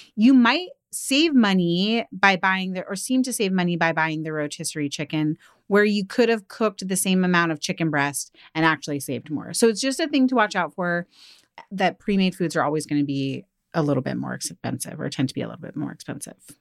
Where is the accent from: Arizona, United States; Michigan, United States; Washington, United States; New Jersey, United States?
Washington, United States; outside of Seattle; growing up outside of Seattle